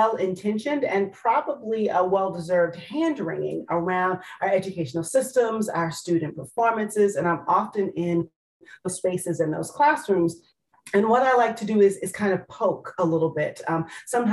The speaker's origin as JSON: {"language": "English", "region": "Maryland", "country": "United States", "tie": "born or raised there", "also_born_or_lived": "Washington, D.C. / Detroit", "moved": "as an adult", "lives_now": "Charleston, United States", "said": "my home state of Maryland, though my mother says to remind folks I was born in Washington, D.C."}